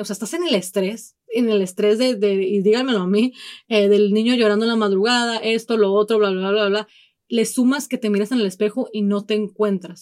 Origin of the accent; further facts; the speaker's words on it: Mexico; si somos mexicanos, venimos obviamente de un, de una cultura sumamente machista